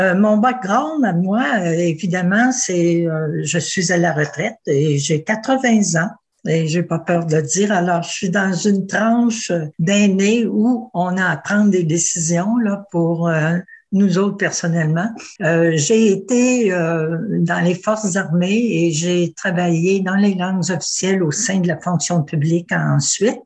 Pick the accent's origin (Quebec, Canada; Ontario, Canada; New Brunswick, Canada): Ontario, Canada; Ottawa; je ne suis pas de Toronto, là, je suis, je suis d'Ottawa